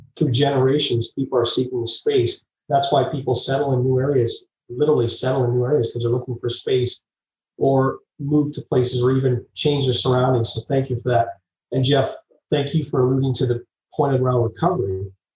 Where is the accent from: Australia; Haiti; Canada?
Canada; Vancouver, British Columbia; moved away; also born or lived in Calgary, Alberta; I grew up in Vancouver and then moved to Calgary by the Rocky Mountains